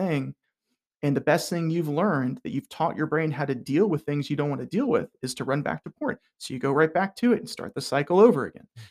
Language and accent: English; Hilton Head Island, South Carolina, United States; I grew up on Hilton Head Island, South Carolina